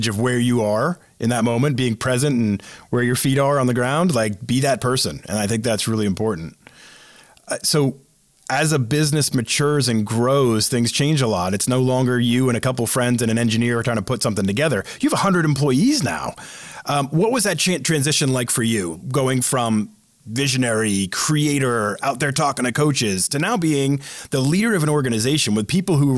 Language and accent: English; East Coast, United States; moved away as an adult; also born or lived in Seattle; I grew up on the East Coast.